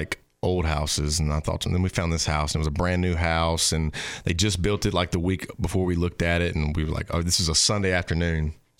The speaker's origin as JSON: {"language": "English", "town": "Bastrop", "region": "Louisiana", "country": "United States", "tie": "born or raised there", "said": "Born and raised Northeast Louisiana."}